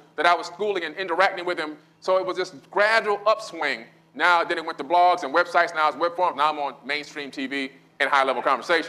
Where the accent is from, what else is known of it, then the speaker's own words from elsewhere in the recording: Miami, Florida, United States; I grew up in Miami